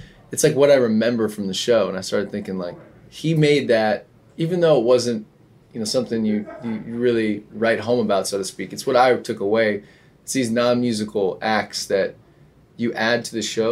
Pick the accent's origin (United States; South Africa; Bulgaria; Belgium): United States; New Jersey; moved away; also born or lived in New York / Denver; growing up in New Jersey